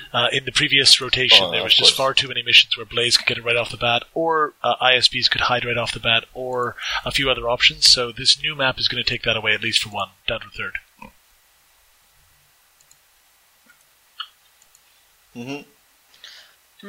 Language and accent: English; Canada; I am Canadian